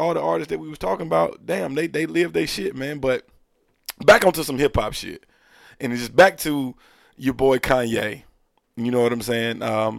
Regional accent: the South, United States; nah, I'm a Southerner and I don't like it up north.

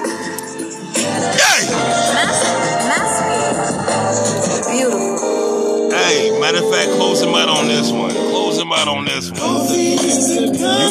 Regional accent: Charleston, South Carolina, United States; I was born in Charleston, South Carolina

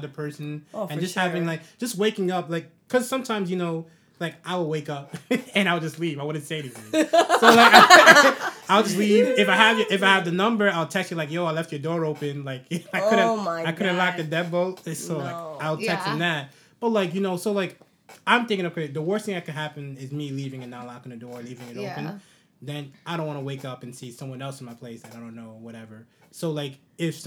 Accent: New York City, New York, United States; also born or lived in New Jersey; when I was growing up in the Bronx, I lived with 9 or 10 other people

